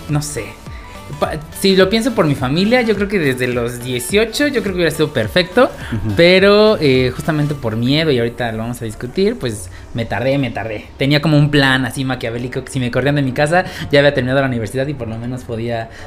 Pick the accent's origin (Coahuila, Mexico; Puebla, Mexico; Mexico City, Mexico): Puebla, Mexico; qué padre que como poblanos amigos, podcasters, pues aquí estamos.